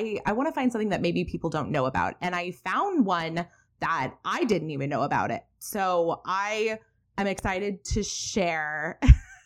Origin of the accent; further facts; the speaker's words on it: Alameda, California, United States; I was born and raised in Alameda, California